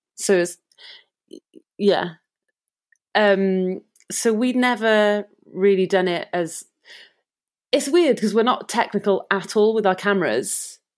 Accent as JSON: {"language": "English", "town": "Cardiff", "region": "Wales", "country": "United Kingdom", "tie": "born or raised there", "said": "we're from Cardiff"}